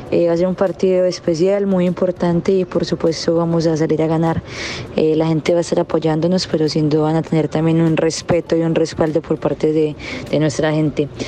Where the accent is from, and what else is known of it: Colombia